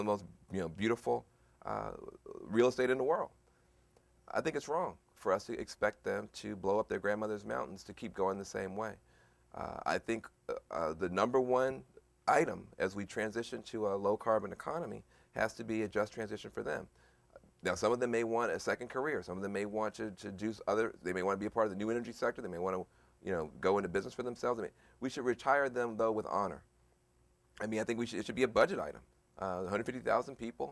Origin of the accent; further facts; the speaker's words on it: Tennessee, United States; I grew up in Tennessee, so on the other end of the state